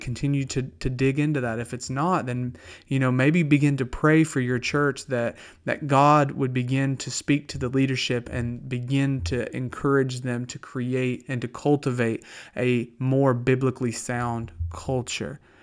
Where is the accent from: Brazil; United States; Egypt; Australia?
United States; the South; accent: Southern; also born or lived in Pennsylvania; I don't have to try to be Southern. I talk like peanut butter